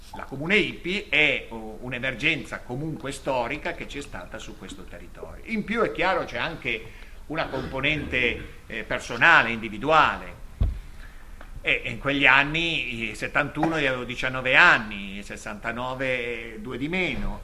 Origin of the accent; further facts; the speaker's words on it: Lerma, Piedmont, Italy; io sono di Lerma